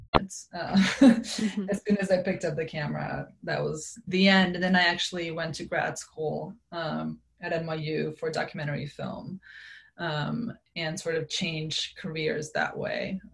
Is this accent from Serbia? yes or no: yes; Serbia; now in United States; I grew up in Serbia